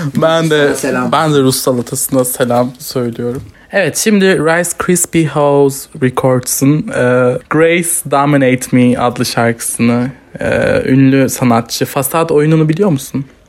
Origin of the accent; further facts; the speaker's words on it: Turkey; Çünkü Türkiye'de büyüdüm. Türk kültürüyle büyüdüm.